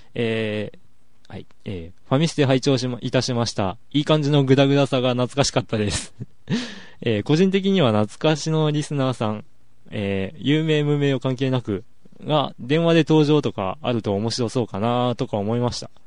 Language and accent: Japanese; Oita, Japan; 生まれてずっと大分ですからね。